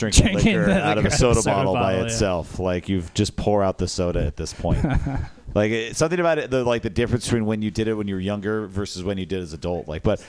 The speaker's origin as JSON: {"language": "English", "region": "Louisiana", "country": "United States", "said": "So I'm from Louisiana, like I'm set"}